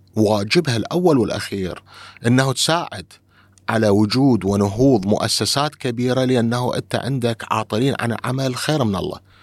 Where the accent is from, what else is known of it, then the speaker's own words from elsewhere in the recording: Iraq; إحنا عندنا بالعراق